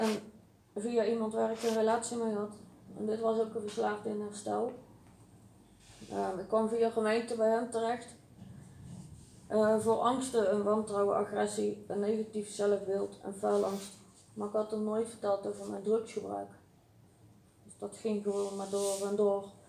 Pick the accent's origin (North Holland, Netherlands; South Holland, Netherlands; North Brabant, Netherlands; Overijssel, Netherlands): North Brabant, Netherlands; Uden; Ik ben geboren in Uden.